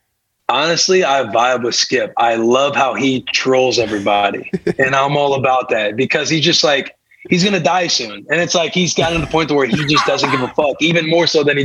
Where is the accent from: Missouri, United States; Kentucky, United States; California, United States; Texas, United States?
Missouri, United States; Bonne Terre; moved away; also born or lived in Omaha, Nebraska; growing up in Bon Terre, like a small town in Missouri, St. Louis was like the biggest city I had ever seen.